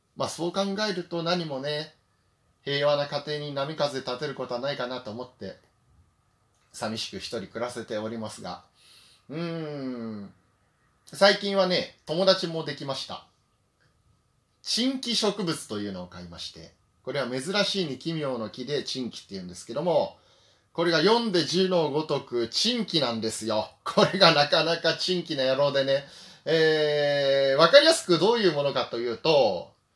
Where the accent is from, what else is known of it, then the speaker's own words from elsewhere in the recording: northeastern Chiba, Japan; 私の地元のその千葉の東はね、千葉北東部ってとこですね